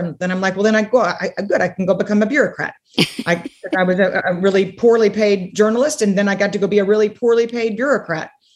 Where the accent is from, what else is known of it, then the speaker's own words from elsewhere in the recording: San Antonio, Texas, United States; also born or lived in Connecticut; the whole family ended up coming back to Texas. And so I, I spent my summers growing up in Connecticut